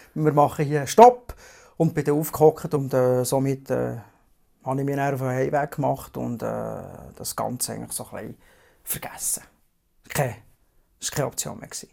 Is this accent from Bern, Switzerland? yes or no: yes; Biel-Seeland region, Bern, Switzerland; Ich komme aus der Region Biel-Seeland